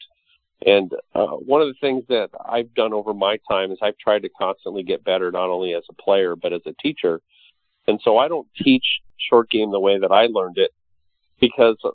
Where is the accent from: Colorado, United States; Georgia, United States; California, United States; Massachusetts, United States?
California, United States; Los Angeles; I grew up in Hollywood as a kid